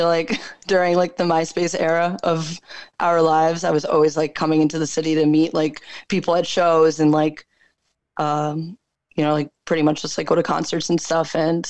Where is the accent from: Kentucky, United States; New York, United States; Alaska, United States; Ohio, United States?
New York, United States; Westchester; moved away as an adult; also born or lived in Bronx, New York; now in New York City, United States; I've moved around a lot all over like New York State. I was born in the Bronx. Okay. And I was raised in Westchester, and I moved to the city when I was 19.